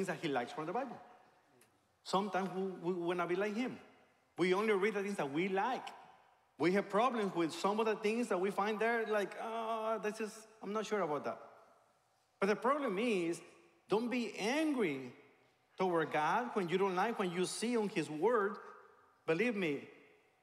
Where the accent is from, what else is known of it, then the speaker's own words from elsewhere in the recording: Mexico; moved away; I became a believer in a Christian church in my hometown in Mexico